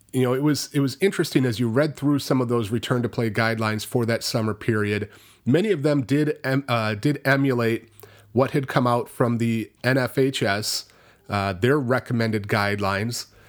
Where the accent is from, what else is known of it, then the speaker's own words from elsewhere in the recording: Richland Center, Wisconsin, United States; Richland County, where at my hometown is, is at Richland Center